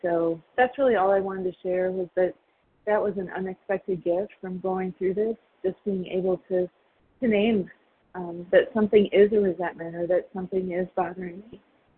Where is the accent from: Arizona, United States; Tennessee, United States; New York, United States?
Arizona, United States; I'm from Arizona.